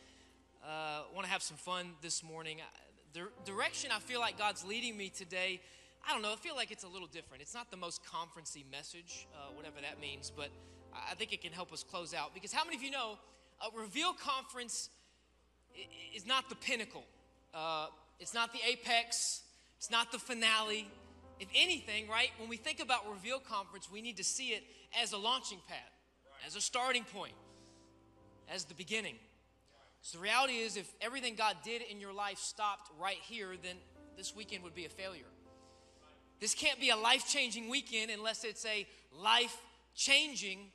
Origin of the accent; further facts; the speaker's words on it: Memphis, Tennessee, United States; I am from Memphis, Tennessee, and I've spent my entire life serving at the Life Church